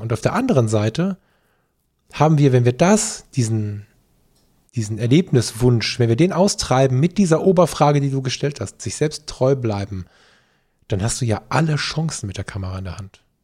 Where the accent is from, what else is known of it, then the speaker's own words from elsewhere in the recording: Ruhr area, North Rhine-Westphalia, Germany; bei uns im Ruhrgebiet